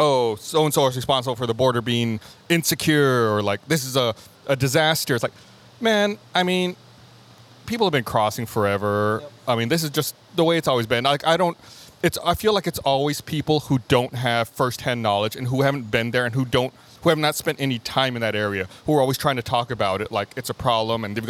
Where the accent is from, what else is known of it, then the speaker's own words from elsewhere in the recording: Eagle Pass, Texas, United States; now in Austin, United States; having grown up on a border town